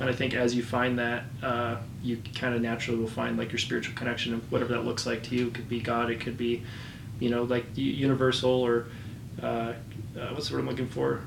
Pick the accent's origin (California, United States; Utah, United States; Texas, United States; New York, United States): Utah, United States; growing up in Utah, non-LDS